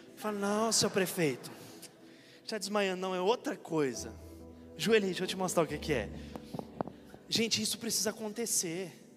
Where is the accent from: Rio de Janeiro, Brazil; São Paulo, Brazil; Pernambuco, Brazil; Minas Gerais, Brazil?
Minas Gerais, Brazil; moved away; Fui para Minas Gerais outro dia, fui pregar lá na minha cidade